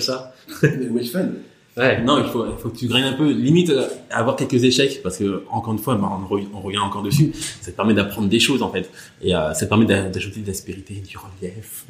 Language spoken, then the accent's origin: French; Burgundy, Bourgogne-Franche-Comté, France; j'ai grandi en Bourgogne